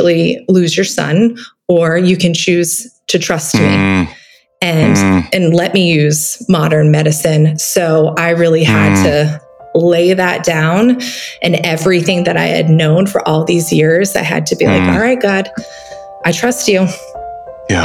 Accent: Vermont, United States; I grew up in Vermont

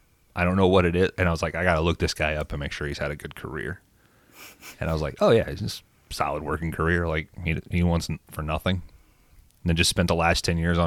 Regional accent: Vermont, United States; I'm from Vermont.

